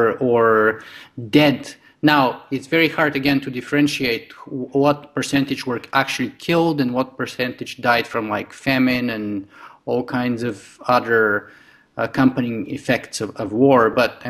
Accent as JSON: {"language": "English", "country": "Bulgaria", "tie": "born or raised there", "moved": "yes", "lives_now": "Canada", "said": "I grew up in Eastern Europe in Bulgaria"}